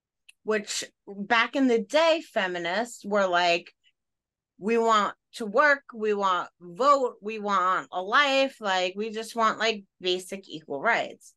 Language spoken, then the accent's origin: English; Long Island, New York, United States; We're from Long Island.